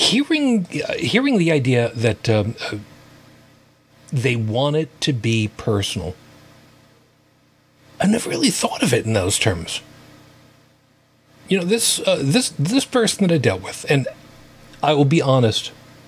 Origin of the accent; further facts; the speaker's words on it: New York City, New York, United States; Italian immigrant family. Yes, Brooklyn